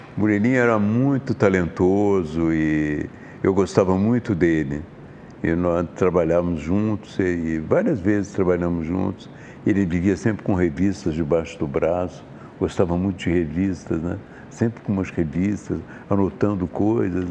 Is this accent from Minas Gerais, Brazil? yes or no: yes; Juiz de Fora, Minas Gerais, Brazil; moved away; also born or lived in Sweden; Eu nasci em Juiz de Fora, Minas Gerais.